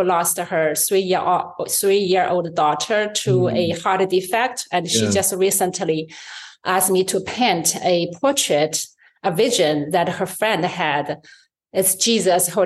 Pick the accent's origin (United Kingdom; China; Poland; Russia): China; English is a second language; moved away as an adult; also born or lived in New York City, United States; now in United States; So I'm born in China and I grew up in China.